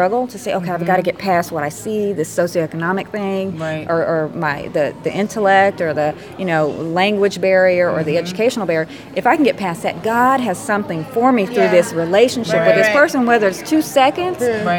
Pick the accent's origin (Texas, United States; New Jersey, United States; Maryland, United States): Texas, United States; Dallas; And I'm from Dallas